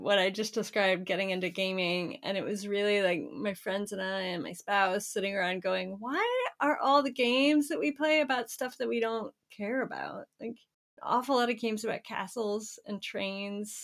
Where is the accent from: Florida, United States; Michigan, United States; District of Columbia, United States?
Florida, United States; I grew up in Florida